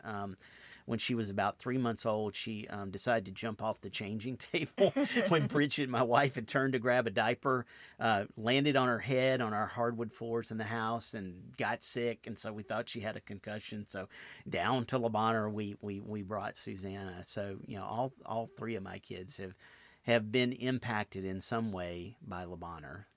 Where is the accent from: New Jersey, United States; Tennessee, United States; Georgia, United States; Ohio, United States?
Tennessee, United States; outside Nashville; now in Memphis, United States; I grew up outside Nashville in nineteen seventy-eight